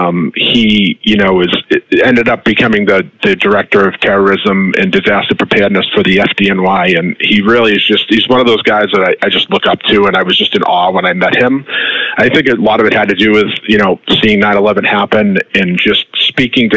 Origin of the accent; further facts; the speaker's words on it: Rockland, Massachusetts, United States; So I was born in Rockland, Massachusetts, which is roughly probably about 30 minutes outside of Boston, on the what we call the South Shore, so south of Boston. I grew up, typical kind of suburban middle class upbringing